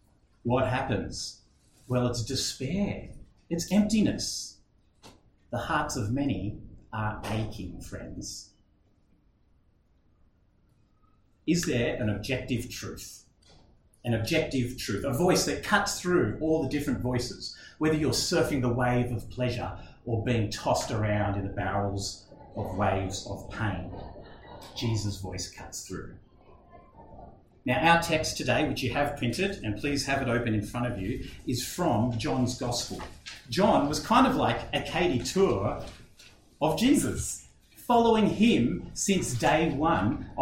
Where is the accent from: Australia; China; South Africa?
Australia; I'm an Aussie, and it seems like at least this wedding is nothing like weddings we know in Australia today